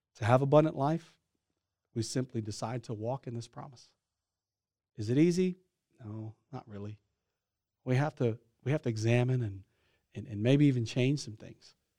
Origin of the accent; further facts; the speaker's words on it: Louisiana, United States; I'm from Louisiana